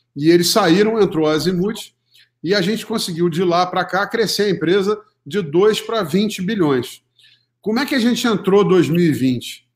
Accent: Rio de Janeiro, Brazil; moved away as an adult; now in São Paulo, Brazil; sou carioca, economista formado pela PUC do Rio, é, me formei em 1990 e logo em 91 é, mudei para São Paulo

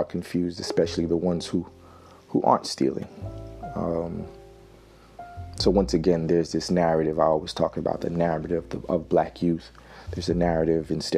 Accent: New Jersey, United States; I'm from the Northeast, New Jersey

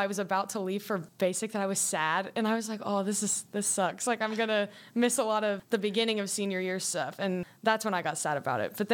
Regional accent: Minford, Ohio, United States; I'm from Minford, Ohio, which is a very small town at probably the most southern part of Ohio as you can get

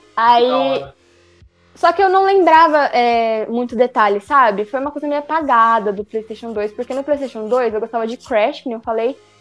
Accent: Brazil; eu sou brasileira

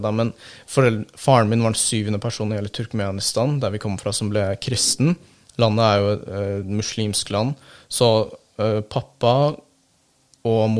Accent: Turkey; now in Norway; jeg gjorde mye og hang mye med venner og sånt når jeg var hjemme i Tyrkia, men så fort jeg kom til Norge, eh, så var jeg veldig ensom.

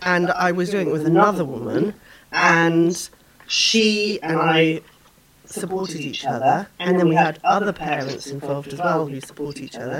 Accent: England, United Kingdom; moved away as an adult; now in Canada; I grew up in England

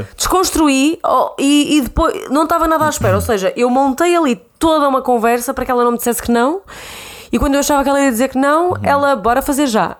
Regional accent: Santa Maria da Feira, Norte, Portugal; moved away as an adult; now in Lisbon, Portugal; tenho 26 anos, venho de Santa Maria da Feira. Estou em Lisboa há sensivelmente 6 anos

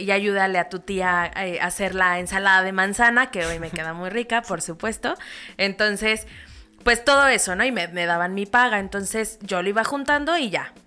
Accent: Toluca, State of Mexico, Mexico; also born or lived in Naucalpan / Querétaro; nací y crecí en el Estado de México

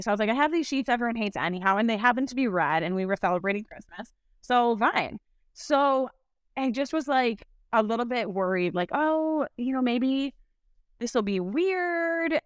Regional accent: Milwaukee, Wisconsin, United States; also born or lived in St. Louis, Missouri / Madison, Wisconsin; I grew up in Saint Louis, but then ended up moving to Milwaukee when I was in middle school. So, I, um, I consider myself a Milwaukeean

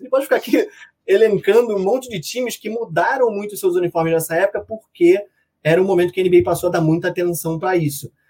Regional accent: Rio de Janeiro, Brazil; eu sou daqui do Rio de Janeiro

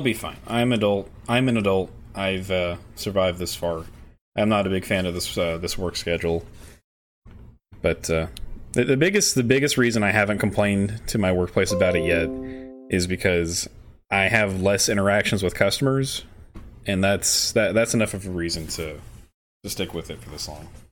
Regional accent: the South, United States; growing up in the South

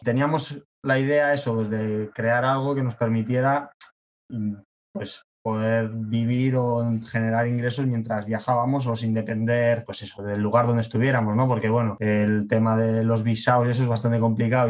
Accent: Tenerife, Canary Islands, Spain; moved away as an adult; also born or lived in Australia; soy de Tenerife, España

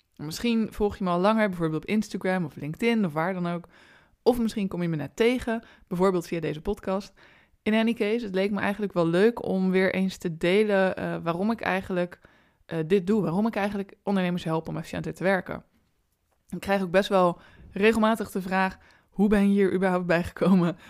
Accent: Rotterdam, South Holland, Netherlands; ik ben ook een Rotterdamse.

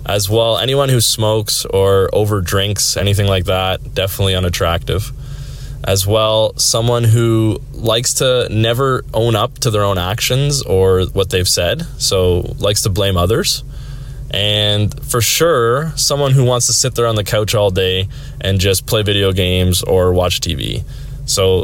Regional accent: Sarnia, Ontario, Canada; also born or lived in Whitby, Ontario; my hometown is Sarnia, which is 3 hours from there

